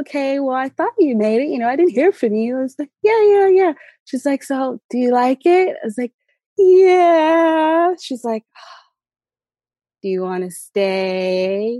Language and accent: English; Southern California, United States; So originally, I was raised in Southern California.